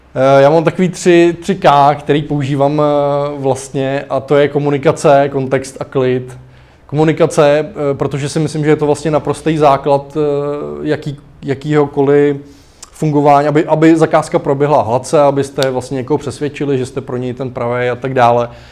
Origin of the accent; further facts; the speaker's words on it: Klatovy, Plzeň Region, Czechia; moved away; u nás v Klatovech, kde jsem, jako, vyrůstal